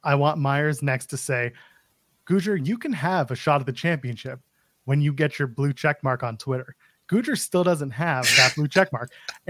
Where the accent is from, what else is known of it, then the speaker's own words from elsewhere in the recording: Canada; As a Canadian